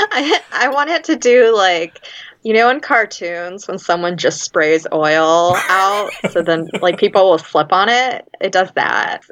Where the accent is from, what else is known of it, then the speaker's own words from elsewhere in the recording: Louisiana, United States; moved away as an adult; now in Chicago, United States; I'm from Louisiana, been up in Chicago on and off for the past decade plus